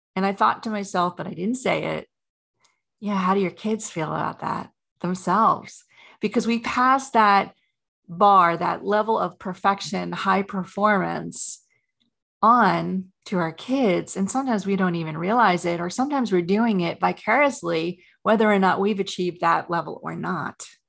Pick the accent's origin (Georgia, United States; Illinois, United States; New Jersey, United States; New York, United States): New York, United States; I grew up in New York, a very competitive family